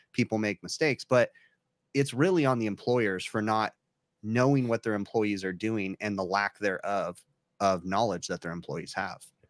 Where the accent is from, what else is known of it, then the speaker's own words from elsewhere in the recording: California, United States; I'm from California